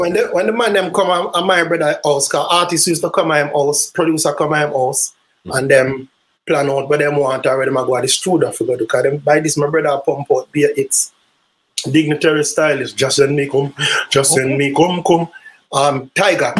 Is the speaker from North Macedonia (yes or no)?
no; Kingston, Jamaica; also born or lived in St. Mary, Jamaica; I was born in Kingston, Jamaica, Waterhouse, Kingston 11